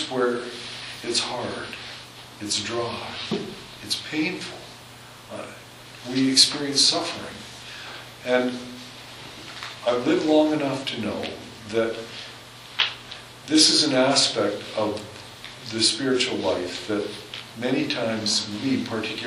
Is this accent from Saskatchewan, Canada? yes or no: no; Southern Alberta, Canada; now in Hanna, Canada; I'm from Southern Alberta